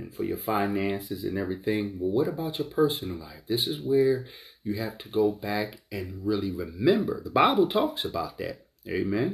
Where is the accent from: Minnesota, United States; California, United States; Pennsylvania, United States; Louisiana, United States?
Pennsylvania, United States; Philadelphia; I grew up in North Philadelphia, Richard Island Projects.